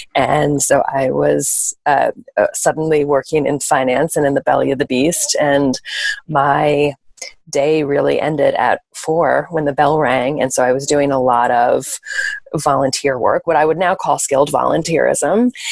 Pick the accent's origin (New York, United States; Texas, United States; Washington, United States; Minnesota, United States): New York, United States; born and bred in New York